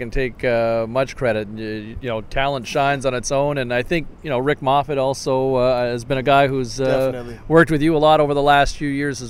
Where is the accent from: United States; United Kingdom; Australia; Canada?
Canada; Ottawa, Ontario; moved away; I grew up in Ottawa.